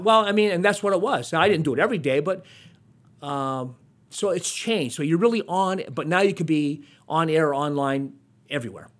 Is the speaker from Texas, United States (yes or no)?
no; Hazleton, Pennsylvania, United States; I'm from Hazleton, and Wilkes-Barre was a big city back then